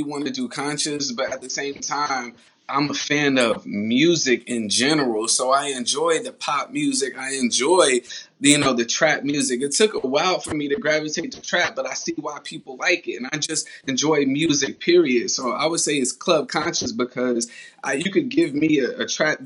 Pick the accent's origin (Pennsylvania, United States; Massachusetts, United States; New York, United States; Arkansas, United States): New York, United States; also born or lived in Columbia, South Carolina; now in Charlotte, United States; I was born in Columbia, South Carolina, raised in New York, now I'm living in Charlotte, North Carolina